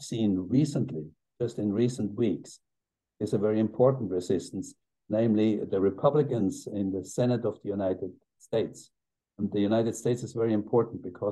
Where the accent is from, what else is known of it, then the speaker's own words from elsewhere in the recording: Switzerland; my home country